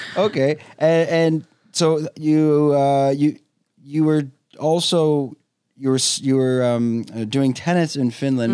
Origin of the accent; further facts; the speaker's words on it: Canada; now in Phuket, Thailand; I'm a Canadian expat living in Phuket, Thailand